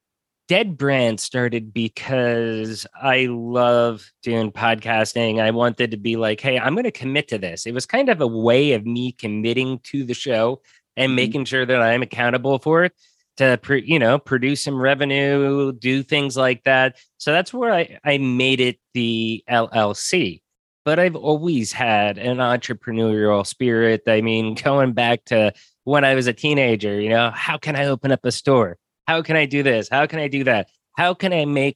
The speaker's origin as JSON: {"language": "English", "country": "United States", "also_born_or_lived": "Mexico", "moved": "yes", "said": "I'm American"}